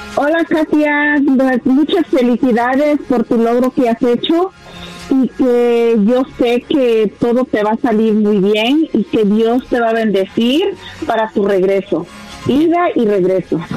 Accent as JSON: {"language": "Spanish", "town": "Guadalajara", "region": "Jalisco", "country": "Mexico", "moved": "yes", "said": "yo soy de Guadalajara, Jalisco, y en el 79 nos venimos para acá también nosotros"}